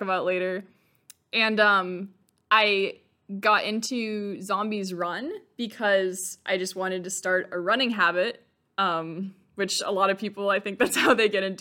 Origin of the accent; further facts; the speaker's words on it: West Coast of the United States, United States; moved away as an adult; also born or lived in Midwest; I grew up on the West Coast of the United States